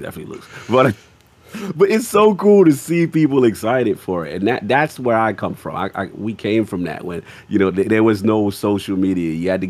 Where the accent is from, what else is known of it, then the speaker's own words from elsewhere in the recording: the South, United States; Because, look, again, I ain't had the easiest background. You know what I'm saying? I'm from the South